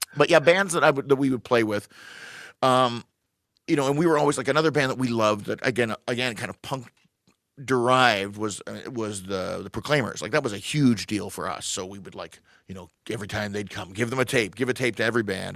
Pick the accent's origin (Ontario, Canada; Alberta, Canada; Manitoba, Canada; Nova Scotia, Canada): Ontario, Canada; Toronto; I grew up in Scarborough.